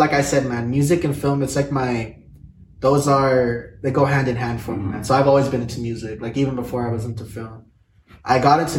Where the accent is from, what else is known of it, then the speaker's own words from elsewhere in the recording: Alamogordo, New Mexico, United States; also born or lived in Las Cruces, New Mexico; I'm from the south side of New Mexico. I was born in Alamogordo, but I'm currently going to school in Las Cruces.